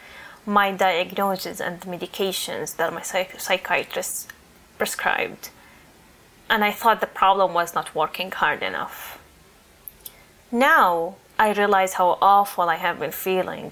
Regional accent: Toronto, Ontario, Canada; I'm from Toronto

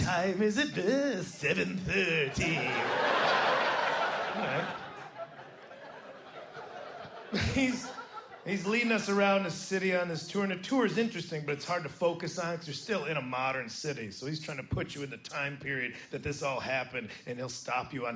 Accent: United States; I'm from America

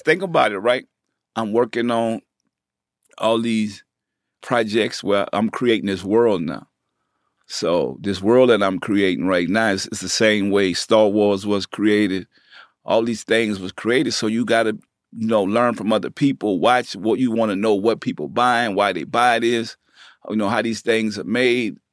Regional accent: New Orleans, Louisiana, United States; accent: country; moved away; also born or lived in Bay Area, California / Richmond, California; I'm from New Orleans. So, they knew my accent was different

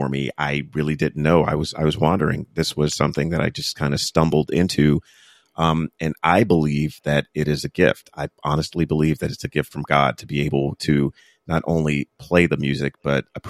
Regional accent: Fayetteville, North Carolina, United States; when I was growing up in Fayetteville, North Carolina

